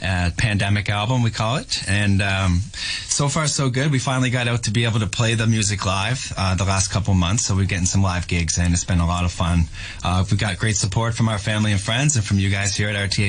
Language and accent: English; Nova Scotia, Canada; I'm also from Nova Scotia.